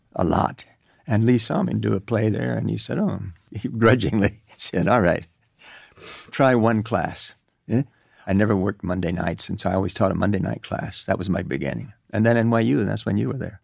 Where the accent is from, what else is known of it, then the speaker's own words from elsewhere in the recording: Cuba; moved away; also born or lived in New York; I grew up in Cuba